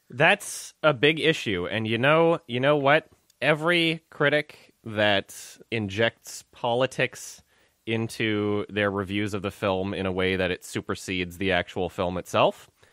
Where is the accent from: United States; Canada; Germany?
Canada; I'm Canadian